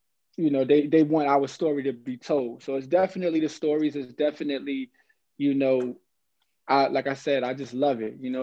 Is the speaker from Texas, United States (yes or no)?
no; New York City, New York, United States; I'm from Harlem, you know. For those that's familiar with the geographical aspect, I'm from the west side of Harlem, downtown. I'm from 122nd and 7th Avenue.